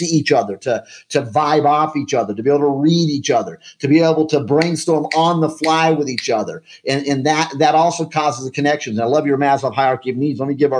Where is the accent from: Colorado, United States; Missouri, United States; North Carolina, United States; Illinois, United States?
Colorado, United States; Colorado Springs; moved away; also born or lived in Kansas City; I grew up in Colorado Springs, Colorado